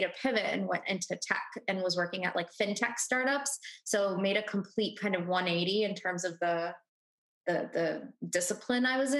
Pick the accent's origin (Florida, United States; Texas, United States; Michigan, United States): Texas, United States; Houston; also born or lived in India; I was born in India. Then we immigrated to the States when I was 6 months old. I grew up in Houston, Texas